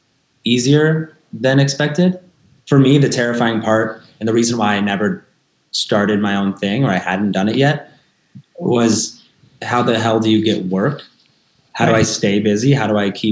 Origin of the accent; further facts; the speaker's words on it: Northern California, United States; moved away as an adult; also born or lived in Chicago; now in Boulder, United States; I was born in Northern California where you don't see the sun